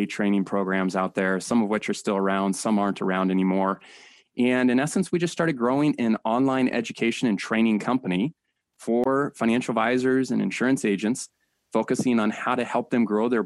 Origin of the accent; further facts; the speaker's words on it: San Diego, California, United States; Born and raised in San Diego